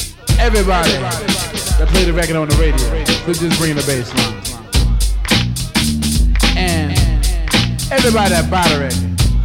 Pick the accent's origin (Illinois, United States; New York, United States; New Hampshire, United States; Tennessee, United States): New York, United States; Harlem; born there; also born or lived in Long Island / New Jersey; I was born in Harlem and Colonial Project. Then I moved to Long Island. You know, after I got a little older, about 1986, I went to Jersey instead of my cousin's home.